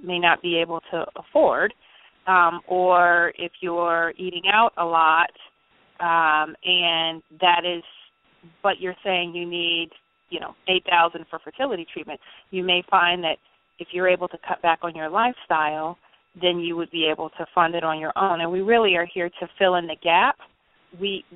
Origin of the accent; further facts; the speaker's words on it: Richmond, Virginia, United States; I'm from Richmond, Virginia